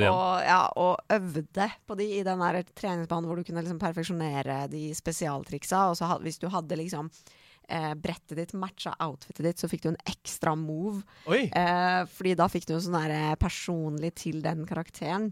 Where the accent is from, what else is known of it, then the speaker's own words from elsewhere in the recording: Holmestrand, Vestfold, Norway; Norwegian is a second language; also born or lived in Iran / Mjøndalen; jeg kom til Norge fra Iran eh, da jeg var 10-11 år. Ja. Og da flytta jeg til et lite sted som heter Holmestrand